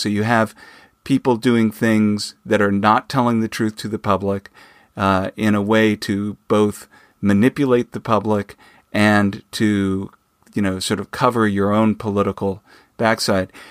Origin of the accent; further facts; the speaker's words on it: Phoenix, Arizona, United States; I grew up in Phoenix, Arizona